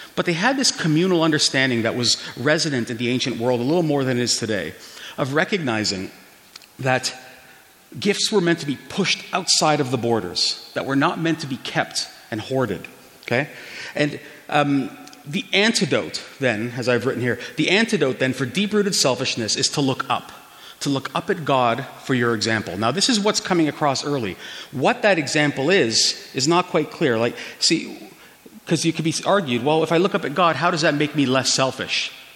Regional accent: Toronto, Ontario, Canada; now in Calgary, Canada; I was born and raised in downtown Toronto and Little Portugal, so I know Toronto quite well

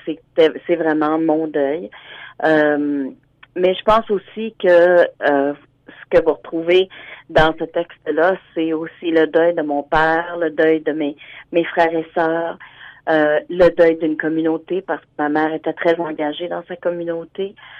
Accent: Hearst, Ontario, Canada; also born or lived in Sudbury; now in Ottawa, Canada; Je suis originaire de Hearst, mais présentement, je suis à, j'habite à Ottawa

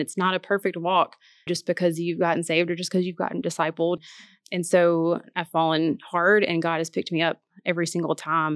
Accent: Martin, Tennessee, United States; moved away as an adult; now in Memphis, United States; I'm from Martin, Tennessee

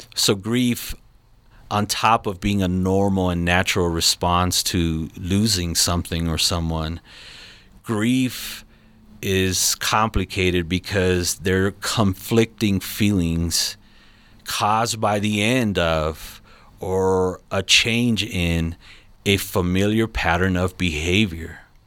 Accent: Los Angeles, California, United States; now in Colorado Springs, United States; I'm not originally from here, I'm from Los Angeles, California.

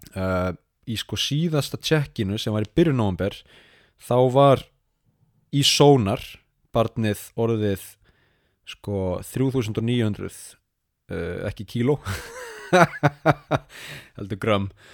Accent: Iceland; moved away as an adult; now in Sapporo, Japan; ég er nú frá Íslandi

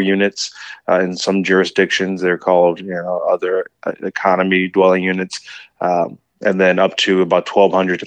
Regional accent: Ann Arbor, Michigan, United States; moved away as an adult; also born or lived in Detroit, Michigan; now in San Diego, United States; I'm originally from Detroit and grew up in Ann Arbor, Michigan, and moved to San Diego about 12 years ago now

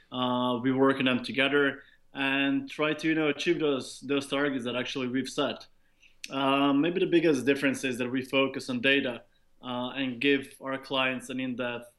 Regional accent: Slovenia; moved away as an adult; also born or lived in Istanbul, Turkey / United Kingdom / Zagreb, Croatia; now in Dublin, Ireland; I started growing up in Istanbul, Turkey, to be honest. So then we moved back to Slovenia

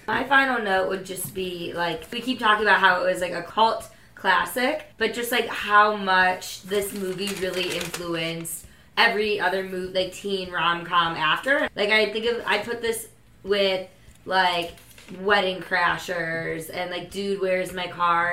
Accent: Midwest, United States; I'm from the Midwest

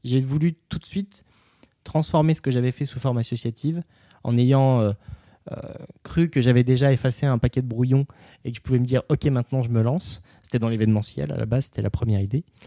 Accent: Nevers, Bourgogne-Franche-Comté, France; à Nevers, dans le centre de la France, qui est ma région d'origine

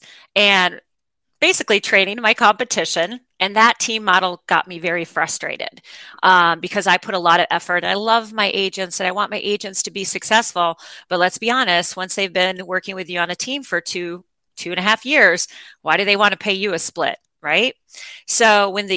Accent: Wisconsin, United States; now in Atlanta, United States; I grew up in Wisconsin. My dad was a slumlord of the University of Wisconsin campus

